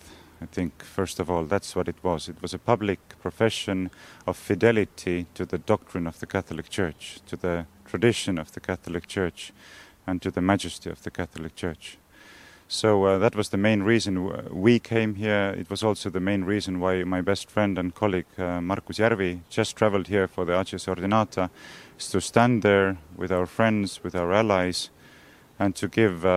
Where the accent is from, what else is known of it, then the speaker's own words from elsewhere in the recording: Estonia; we are both from Estonia